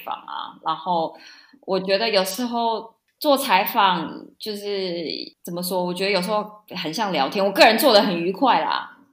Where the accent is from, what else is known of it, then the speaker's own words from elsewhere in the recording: Taiwan; moved away; 我也是台湾出生长大